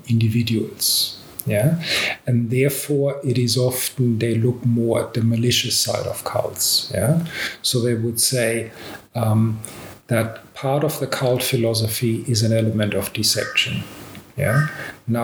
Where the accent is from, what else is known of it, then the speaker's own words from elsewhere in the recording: Australia; I'm Australian